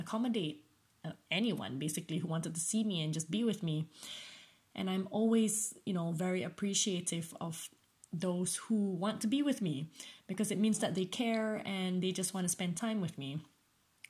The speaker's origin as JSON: {"language": "English", "country": "Malaysia", "tie": "born or raised there", "moved": "as an adult", "lives_now": "United Kingdom", "said": "growing up in Malaysia"}